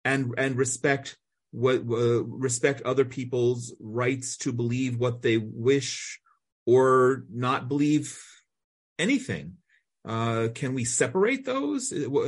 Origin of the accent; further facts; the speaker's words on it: United States; now in Israel; We as American Jews are, as in America, we were minorities.